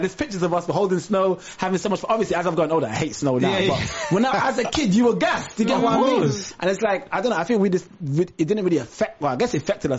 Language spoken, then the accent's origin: English; England, United Kingdom; also born or lived in Trinidad; I moved from Trinidad to England at the age of 5.